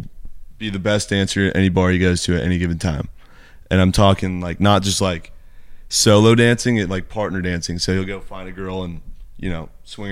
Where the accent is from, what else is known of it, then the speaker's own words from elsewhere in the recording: California, United States; I'm from California